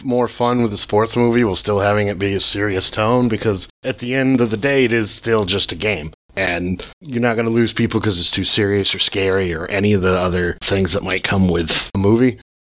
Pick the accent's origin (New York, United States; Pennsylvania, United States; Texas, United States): New York, United States; near Buffalo; now in San Francisco, United States; I grew up near Buffalo, New York